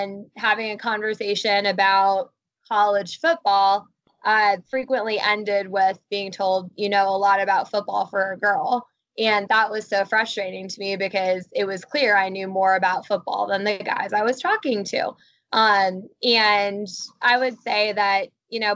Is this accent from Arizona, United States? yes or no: no; Columbus, Ohio, United States; growing up in Columbus, Ohio.